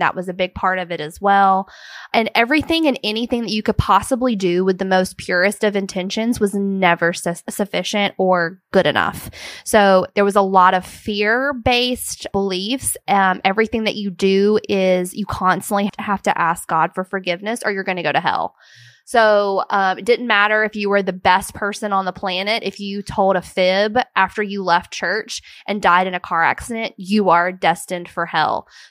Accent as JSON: {"language": "English", "town": "Brewton", "region": "Alabama", "country": "United States", "tie": "born or raised there", "said": "I am from Alabama. I was raised in a small town called Bruton, Alabama"}